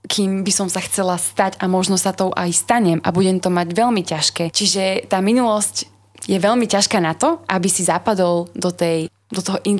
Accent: Slovakia; Uh, my sme ako Slováci veľmi konzervatívny národ

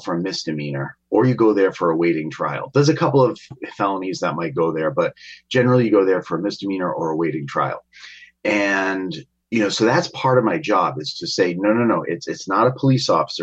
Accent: Attleboro, Massachusetts, United States; also born or lived in Taunton; I grew up in Attleboro

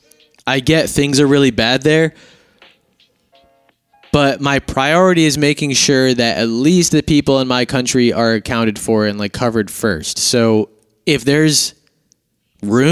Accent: United States; I'm an American

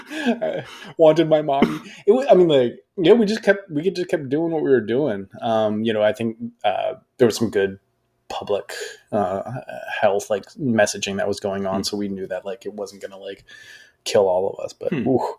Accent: United States; being an American

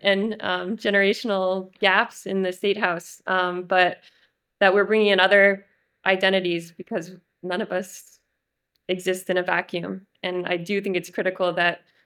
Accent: White River Junction, Vermont, United States; working at a storefront in my hometown in White River Junction

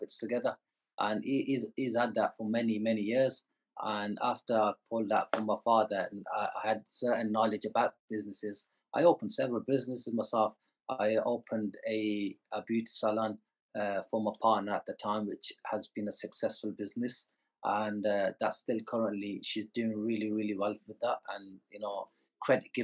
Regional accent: Birmingham, West Midlands, United Kingdom; moved away as an adult; now in Dubai, United Arab Emirates; I was born in the Midlands, and you know, since then we've remained in Birmingham.

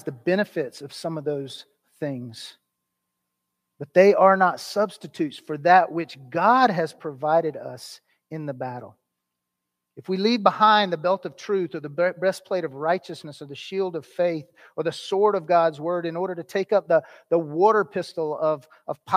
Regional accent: United States; as American Christians

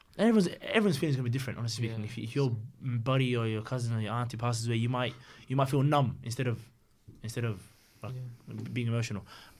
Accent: Australia; My automatic reaction, being bloody Aussie, is, fuck!

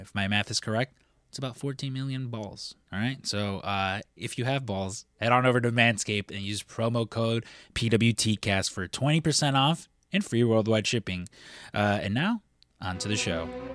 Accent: United States; I'm I'm American

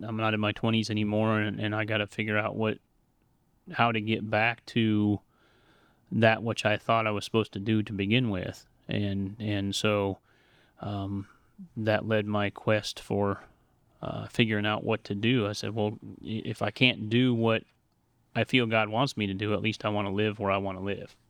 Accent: Montana, United States; moved away as an adult; I grew up in the Pacific Northwest in Montana

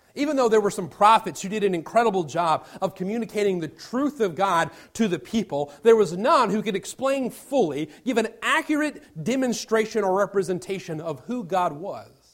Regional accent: Virginia Beach, Virginia, United States; now in Indiana, United States; I'm originally from Virginia Beach, Virginia

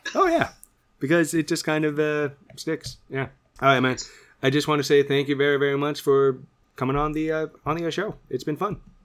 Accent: Canada; we're both Canadian boys

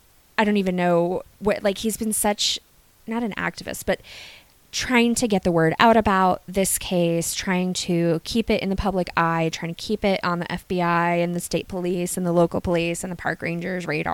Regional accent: Gloucester, Virginia, United States; now in Twin Cities, United States; I grew up in Gloucester, Virginia. I lived there my whole life

